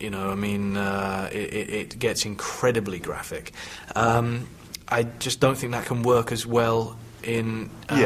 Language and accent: English; United Kingdom; me being British